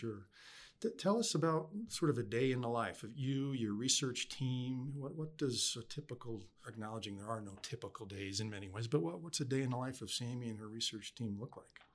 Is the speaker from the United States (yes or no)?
yes; upstate New York, United States; that's home for me